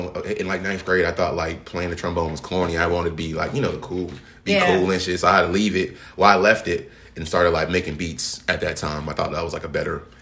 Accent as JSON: {"language": "English", "town": "Boston", "region": "Massachusetts", "country": "United States", "moved": "as an adult", "lives_now": "Atlanta, United States", "said": "I'm from Boston"}